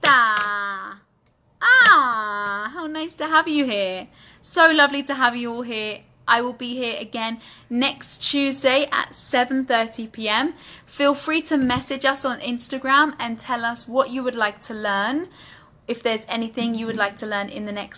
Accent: United Kingdom; accent: British English; In my British English accent

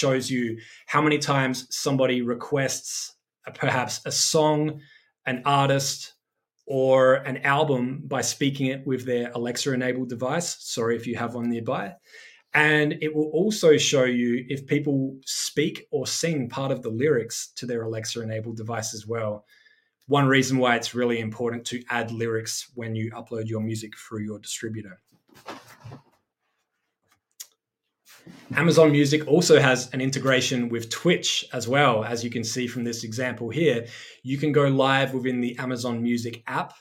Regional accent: Adelaide, South Australia, Australia; I started as a DJ playing every weekend in my hometown of Adelaide, South Australia.

